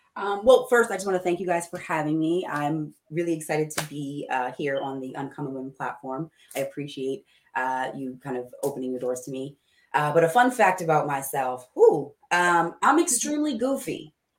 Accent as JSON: {"language": "English", "town": "Coatesville", "region": "Pennsylvania", "country": "United States", "tie": "born or raised there", "said": "I grew up in Coatesville, Pennsylvania, very small city"}